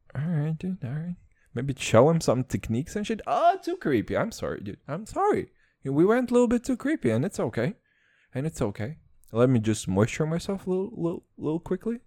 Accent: Serbia; accent: Serbian and American

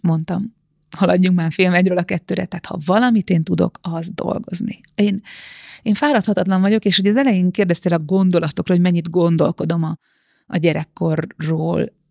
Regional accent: Bag, Pest, Hungary; Bag, Bag faluja, a falu széle az erdőhöz nagyon közel, nagyon közel a természethez, és azt hiszem, hogy ez nekem egy ilyen nagyon hosszú földeltséget ad, vagy egy ilyen az egész életemen át kitartó földközeliséget, ugyanis én tényleg egy ilyen paraszti családban nőttem föl

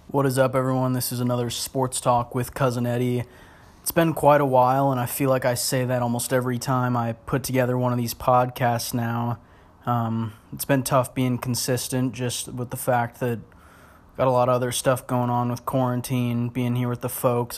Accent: Portland, United States; now in Los Angeles, United States; growing up in Portland

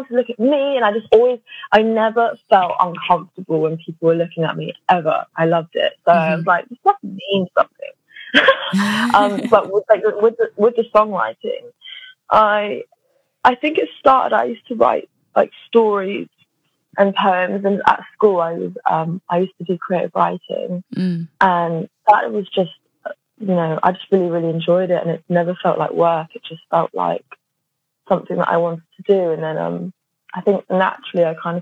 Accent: London, United Kingdom; I am from North London

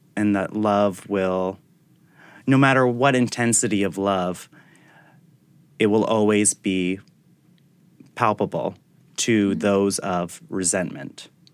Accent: Attleboro, Massachusetts, United States; also born or lived in Providence, Rhode Island / San Francisco; now in New York, United States; I was born in Providence at mm-hmm. Women and Infants Hospital, but I grew up in Attleboro, Massachusetts

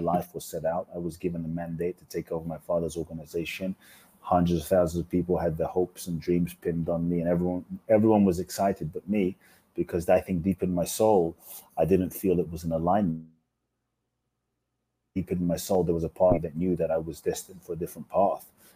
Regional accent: London, United Kingdom; also born or lived in Mexico; now in Los Angeles, United States; I grew up in London.

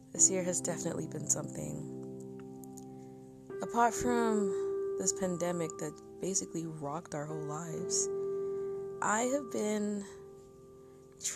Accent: Nigeria; I am Nigerian, and I've always been proud of my country

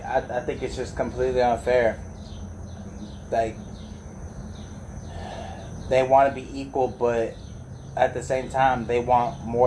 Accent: Texas, United States; I was born here, girl. I'm a Texan.

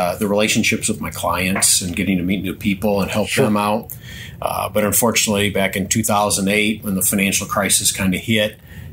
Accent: Lanark, Illinois, United States; Grew up in the northwestern corner of the state of Illinois, a little town called Lanark, a small rural community

